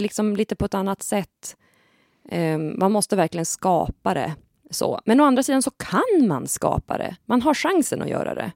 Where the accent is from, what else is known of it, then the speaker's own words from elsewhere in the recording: Kramfors, Västernorrland County, Sweden; jag är från Kramfors, men jag kan inte prata Kramforsmål